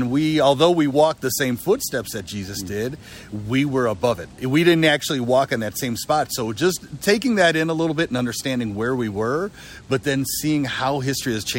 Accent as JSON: {"language": "English", "town": "Milwaukee", "region": "Wisconsin", "country": "United States", "tie": "born or raised there", "said": "I'm originally from Milwaukee, Wisconsin"}